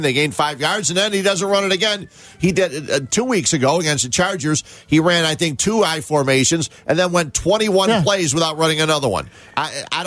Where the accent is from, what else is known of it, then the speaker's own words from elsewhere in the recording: Cicero, Illinois, United States; Morton East because that's where I went